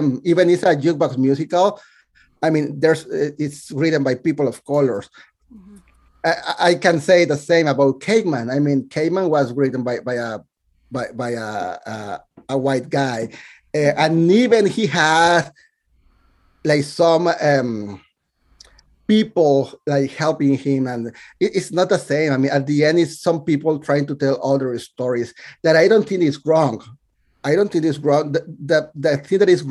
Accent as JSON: {"language": "English", "country": "Mexico", "tie": "born or raised there", "second_language": "English", "moved": "as an adult", "lives_now": "New York City, United States", "said": "I was born and raised in Mexico"}